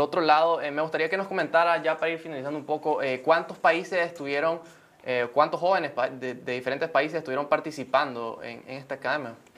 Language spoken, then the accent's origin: Spanish; Nicaragua